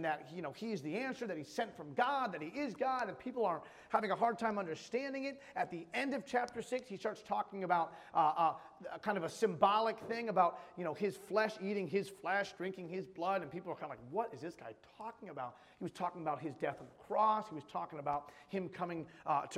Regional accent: Western Massachusetts, United States; now in Cape Cod, United States; I grew up in Western Massachusetts, pretty close to New York

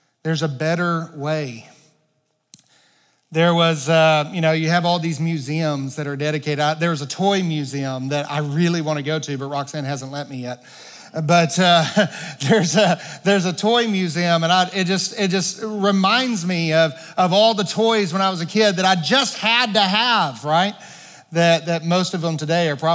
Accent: Arkansas, United States; moved away as an adult; I grew up in Arkansas

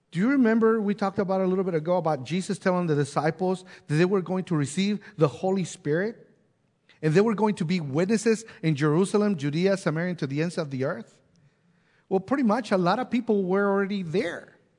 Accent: Mexico; now in Bella Vista, United States; growing up in Mexico and then moving to different places and then now end up in Bella Vista

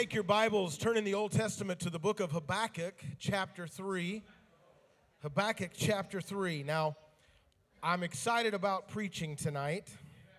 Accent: the South, United States; me growing up in the South

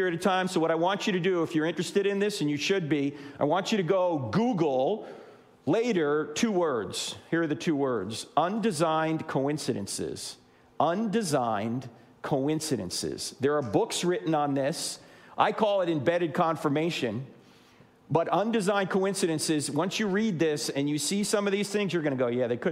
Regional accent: New Jersey, United States; moved away; I'm originally from New Jersey

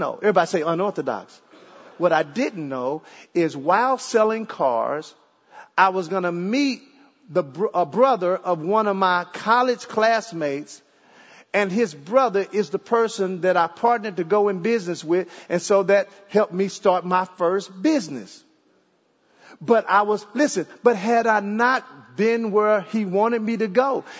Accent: Dallas, Texas, United States; also born or lived in Jamaica / Ohio; now in Arlington, United States; I'm from Dallas

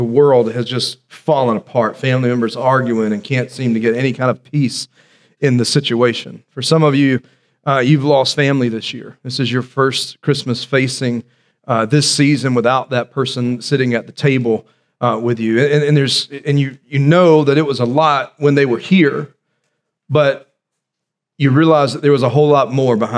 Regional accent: South Carolina, United States; when I was growing up in December, there was a possibility of snow here in South Carolina

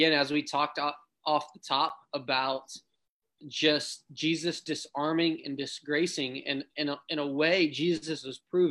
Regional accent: Ohio, United States; growing up in Ohio

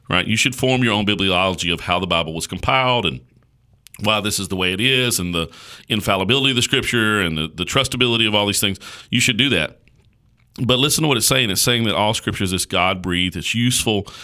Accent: United States; us as American Christians

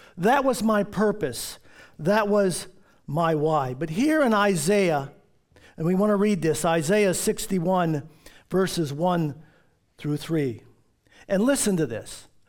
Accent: Baltimore, Maryland, United States; When I was a kid, living up, growing up in Baltimore

